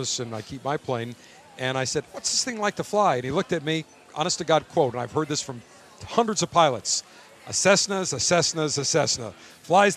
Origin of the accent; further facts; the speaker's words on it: Buffalo, New York, United States; I'm from Buffalo